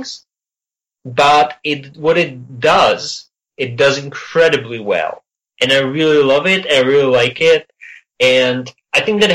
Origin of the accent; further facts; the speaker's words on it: Czechia; born or raised there; moved away